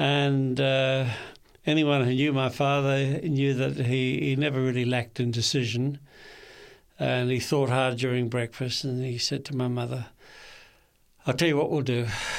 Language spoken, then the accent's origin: English; Kempsey, New South Wales, Australia; also born or lived in Sydney; I was born in Sydney at the Royal Hospitals for Women in Paddington. For a while there, I thought I should have been born in a man's hospital, but I learned better. But my first 4 years, our hometown was Kempsey in the mid-north coast of New South Wales.